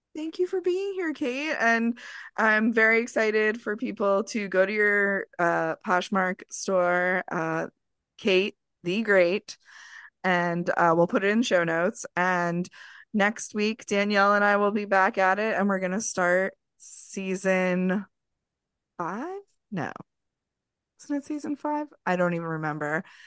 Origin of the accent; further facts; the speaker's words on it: Long Island, New York, United States; also born or lived in Queens, New York; I am from Long Island. I am not from New York City proper. Did I live in Queens for almost twenty years? Yeah